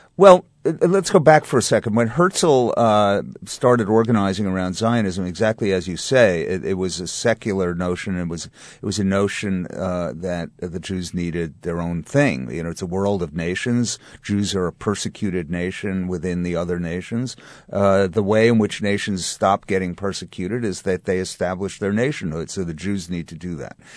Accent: New York, United States; as a Jew, or as, specifically as a New York Jew

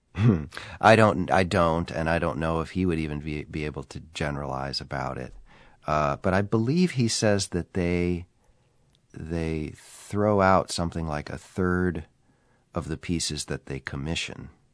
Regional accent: Minnesota, United States; I was three years old, uh, and growing up in Minnesota in nineteen sixty-four

